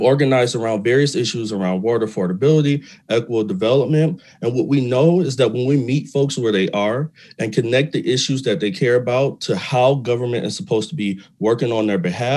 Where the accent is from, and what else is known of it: Detroit, Michigan, United States; born or raised there